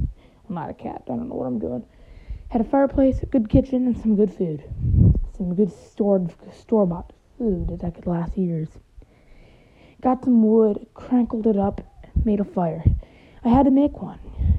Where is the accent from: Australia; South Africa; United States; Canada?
United States; Michigan; now in Indianapolis, United States; Now, I've lived in Michigan for most of my life, but then I moved to Indiana.